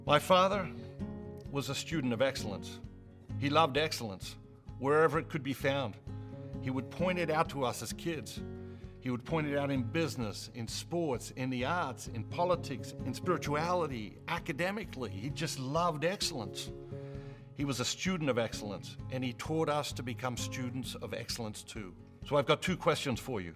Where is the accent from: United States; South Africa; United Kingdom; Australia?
Australia; Growing up in Australia